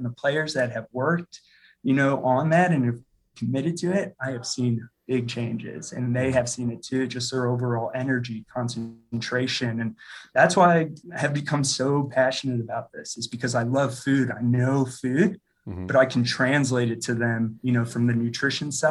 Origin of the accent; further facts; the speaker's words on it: St. Louis, Missouri, United States; moved away as an adult; now in Denver, United States; I'm originally from St. Louis, Missouri, and then came out to Denver for school and studied culinary nutrition